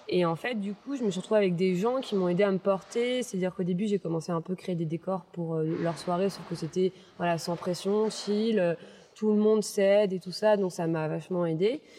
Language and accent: French; Toulouse, Occitania, France; also born or lived in Versailles / Saint-Cloud; je suis née à Versailles. J'ai vécu jusqu'à mes 1 an à Saint-Cloud. non, jusqu'à mes 6 ans même à Saint-Cloud. Puis après, mon père été muté à Toulouse, donc j'ai grandi à Toulouse.